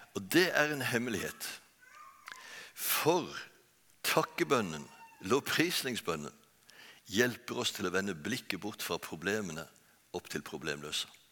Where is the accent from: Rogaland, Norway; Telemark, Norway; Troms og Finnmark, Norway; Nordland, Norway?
Rogaland, Norway; Bjerkreim; moved away; also born or lived in Oslo; Jeg er født og oppvokst i Bjerkreim.